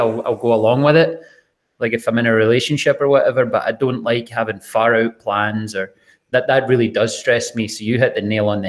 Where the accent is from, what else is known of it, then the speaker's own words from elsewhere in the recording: Scotland, United Kingdom; I'm Scottish.